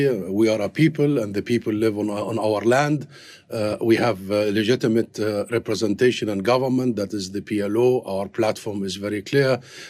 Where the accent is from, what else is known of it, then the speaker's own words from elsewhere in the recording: Gaza Strip, Palestine; I am from Gaza. I am from Gaza.